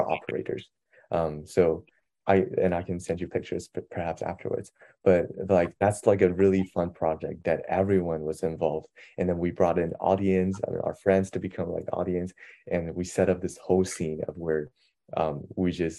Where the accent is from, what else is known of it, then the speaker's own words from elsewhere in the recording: China; now in United States; hey, I'm from China. Like, I speak perfect Mandarin.